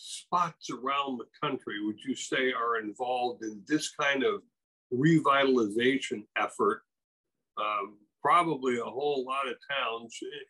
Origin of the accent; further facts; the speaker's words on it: Wisconsin, United States; moved away; I grew up in Wisconsin